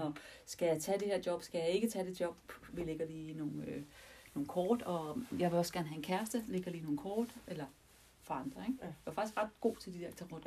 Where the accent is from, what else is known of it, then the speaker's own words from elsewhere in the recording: Denmark; vi er danskere, og vi anser os for at være et kristent land